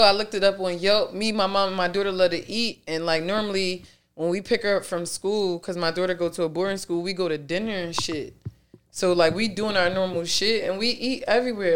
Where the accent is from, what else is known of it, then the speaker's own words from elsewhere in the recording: Philadelphia, Pennsylvania, United States; I'm really from South Philly.